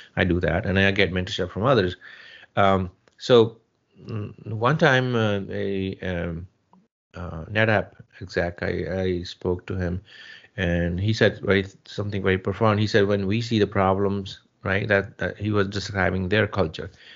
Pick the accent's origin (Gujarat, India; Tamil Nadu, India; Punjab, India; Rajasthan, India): Punjab, India; Jalandhar district; moved away as an adult; also born or lived in Chandigarh; now in United States; Yes, I'm from India, from Punjab. I was born uh, and raised in a small village and uh, um, in, Punjab, um, Jalandhar district.